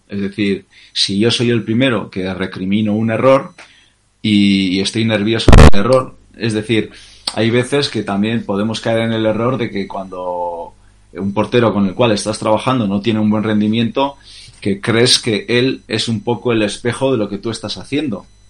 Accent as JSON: {"language": "Spanish", "town": "Bermeo", "region": "Basque Country", "country": "Spain", "tie": "born or raised there", "moved": "yes", "said": "nací en Bermeo, un, pueblo pesquero de la provincia de, Vizcaya"}